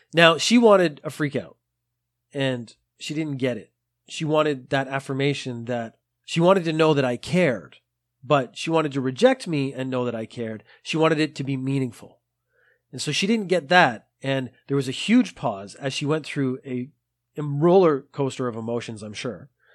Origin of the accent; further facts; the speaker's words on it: Canada; moved away as an adult; now in Japan; Now I am Canadian, so I have studied French. I studied French in school